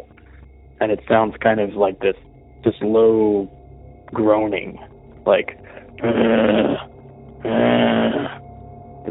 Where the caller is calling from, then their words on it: Austin, Texas, United States; I'm calling from Austin, Texas